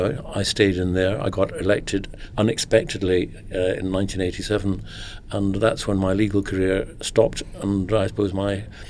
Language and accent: English; Lairg, Scotland, United Kingdom; also born or lived in London; Well, I'm Scottish. It so happened that my father was working in London in 1953 when I was born. If it's any comfort to you, when I was 6 months old, his next job was in Lairg in Sutherland, which is several hundred miles to the north.